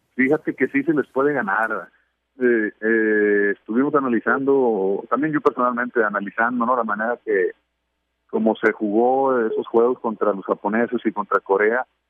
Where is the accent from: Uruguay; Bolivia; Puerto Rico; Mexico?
Mexico; siempre he sido súper orgulloso de ser mexicano